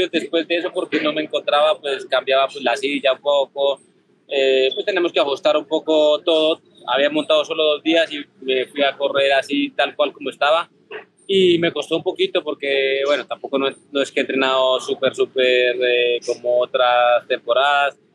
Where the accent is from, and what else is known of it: Colombia